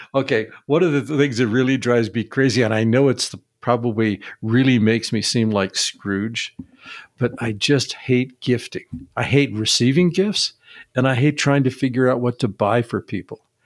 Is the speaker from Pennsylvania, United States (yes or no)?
no; Seattle, Washington, United States; I grew up in Seattle, where the likelihood of snow was pretty low